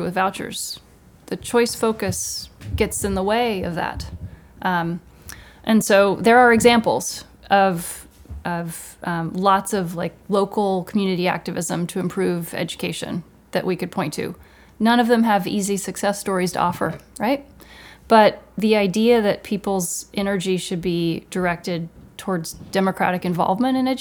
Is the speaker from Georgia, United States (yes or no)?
yes; Georgia, United States; I grew up in Georgia